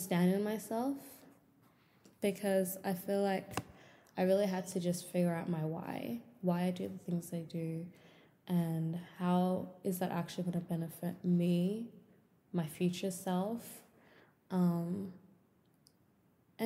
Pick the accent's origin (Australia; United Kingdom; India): Australia; Melbourne, Victoria; I'm 23 years old and I'm from Melbourne, Australia.